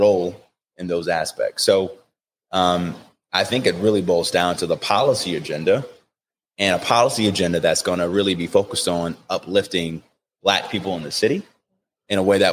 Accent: Cleveland, Ohio, United States; Growing up as a kid, you know, and going through what we grew up with in Mount Pleasant

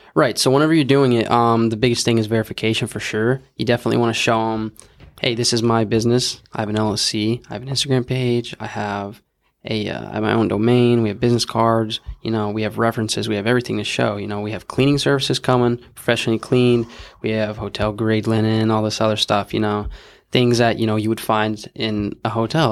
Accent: Houston, Texas, United States; I'm from Houston

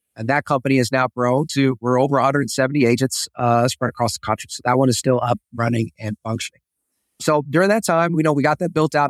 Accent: Texas, United States; moved away as an adult; I am originally from Texas

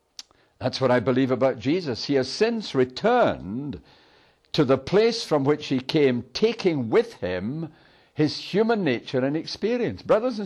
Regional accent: Airdrie, Scotland, United Kingdom; I was born in Airdrie, in Lanarkshire.

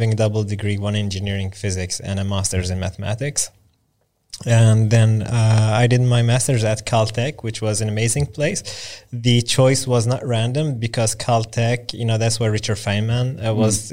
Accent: Lund, Skåne, Sweden; I grew up in Lund, southern Sweden.

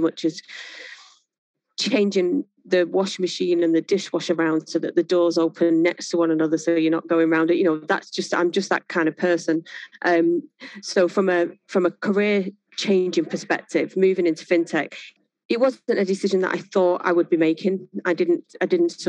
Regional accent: Manchester, North West England, United Kingdom; also born or lived in Worsley; I was born in a place called Mars Platin, which is just on the outskirts of Manchester. Family then moved further north Manchester to a place called New Moston.

